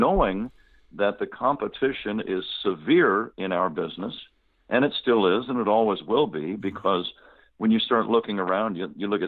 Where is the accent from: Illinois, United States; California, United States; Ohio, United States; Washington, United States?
California, United States; San Jose; growing up in Northern California